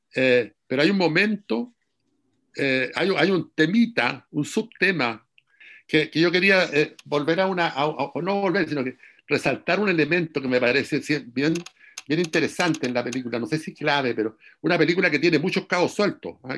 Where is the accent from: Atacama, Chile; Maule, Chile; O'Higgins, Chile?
Maule, Chile; Curicó; also born or lived in Talcahuano; yo soy de Curicó, por ejemplo, y de Talcahuano